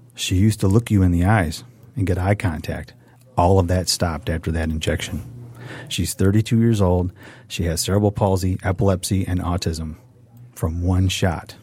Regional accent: Redford, Michigan, United States; I grew up with in Redford

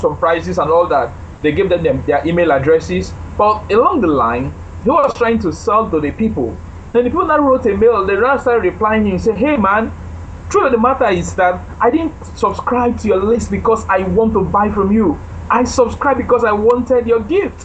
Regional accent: Nigeria; I am a Nigerian, true and true, a Nigerian, very proud to be.

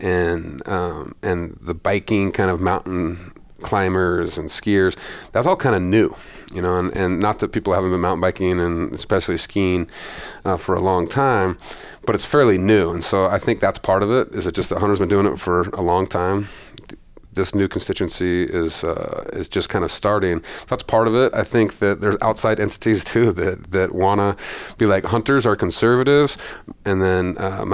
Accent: Montana, United States; I grew up in Montana

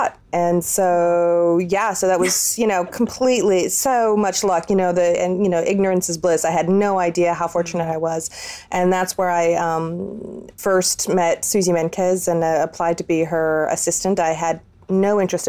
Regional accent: San Francisco, California, United States; also born or lived in Milan; I grew up in California, born and raised California girl in San Francisco

